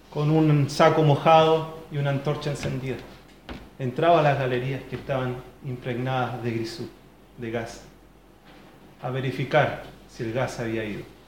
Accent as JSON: {"language": "Spanish", "town": "Lota", "region": "Biobío", "country": "Chile", "moved": "yes", "said": "De donde yo vengo, de allá del sur, de la zona minera, de Coronel Lota"}